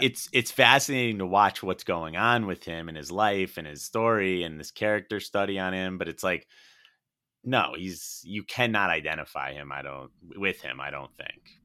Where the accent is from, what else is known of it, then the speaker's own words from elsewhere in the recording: Connecticut, United States; I grew up in Connecticut